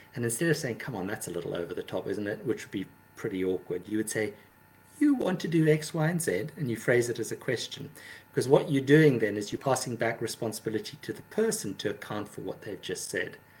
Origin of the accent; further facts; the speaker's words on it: South Africa; moved away; also born or lived in London; I grew up in South Africa